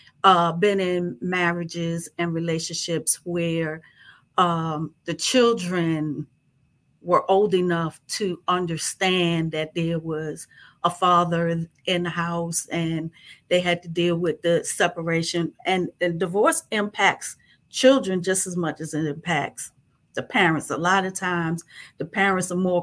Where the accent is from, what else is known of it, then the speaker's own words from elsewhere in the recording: New York, United States; moved away as an adult; also born or lived in Virginia; I was born and raised in New York